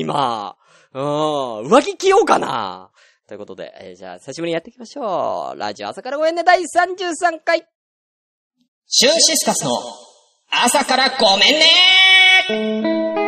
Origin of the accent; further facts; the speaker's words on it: Tokyo, Japan; moved away as an adult; also born or lived in Saitama / Kanagawa; now in Nagano, Japan; 僕あのー、東京 生まれ、東京育ちで